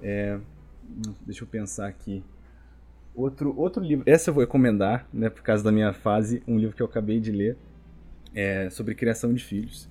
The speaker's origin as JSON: {"language": "Portuguese", "country": "Brazil", "moved": "yes", "lives_now": "United States", "said": "a gente, como brasileiro"}